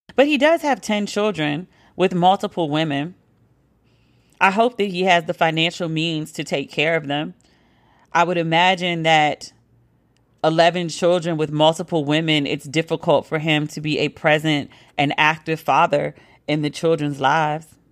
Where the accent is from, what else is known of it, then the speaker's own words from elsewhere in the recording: Washington, District of Columbia, United States; moved away as an adult; also born or lived in New York; me being back in DC